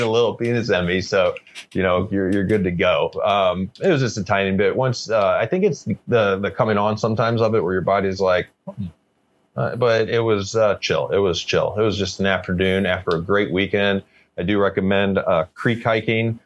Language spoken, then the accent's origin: English; St. Louis, Missouri, United States; now in British Columbia, Canada; I remember growing up. I grew up in the Midwest, like St. Louis, Missouri.